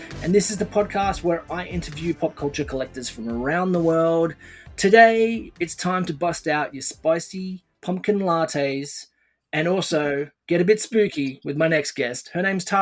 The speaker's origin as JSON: {"language": "English", "country": "Australia", "tie": "born or raised there", "said": "when I was a child growing up in Australia"}